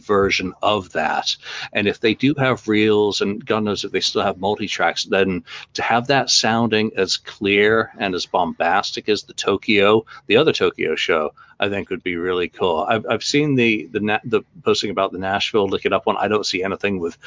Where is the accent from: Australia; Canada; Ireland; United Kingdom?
United Kingdom; England; I'm English